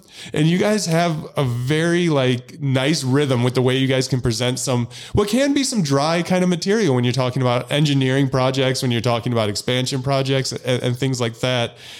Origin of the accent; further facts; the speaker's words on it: Illinois, United States; I'm from Illinois